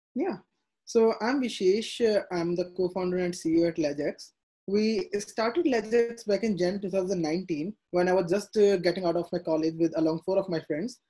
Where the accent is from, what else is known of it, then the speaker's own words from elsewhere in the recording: India; they were kind of very skeptic you know as all indian parents